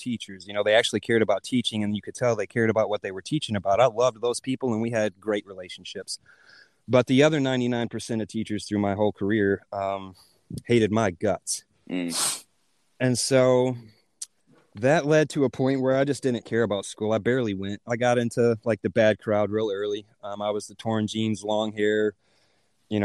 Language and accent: English; Hopkinsville, Kentucky, United States; moved away as an adult; also born or lived in North Carolina; met my wife in my hometown of Hopkinsville